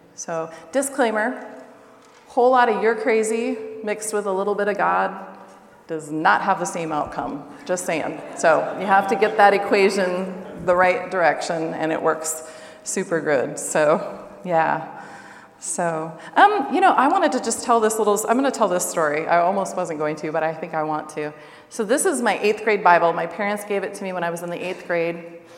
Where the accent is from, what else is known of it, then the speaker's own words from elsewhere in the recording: Seattle, Washington, United States; moved away as an adult; also born or lived in Siberia; now in Russia; I'm actually originally from Seattle. My family's about an hour north of Seattle and about an hour south of the Canadian border